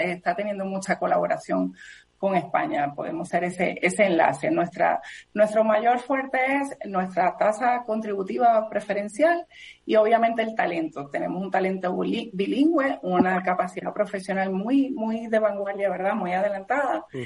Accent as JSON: {"language": "Spanish", "country": "Puerto Rico", "said": "somos parte de los Estados Unidos"}